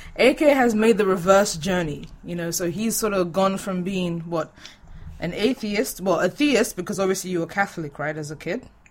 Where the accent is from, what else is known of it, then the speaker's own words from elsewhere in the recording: Nigeria; moved away; we're both Nigerian